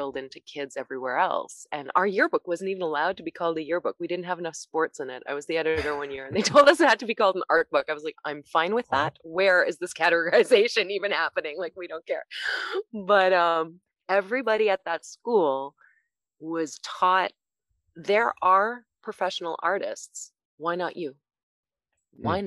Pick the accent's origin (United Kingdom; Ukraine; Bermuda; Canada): Canada; Toronto, Ontario; English is a second language; moved away as an adult; now in Los Angeles, United States; when I first moved to Canada and I didn't speak English